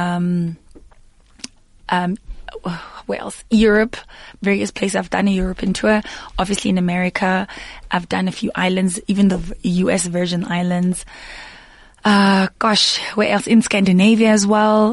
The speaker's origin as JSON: {"language": "English", "town": "Daveyton", "region": "Gauteng", "country": "South Africa", "tie": "born or raised there", "said": "not too far from my hometown, Daveyton"}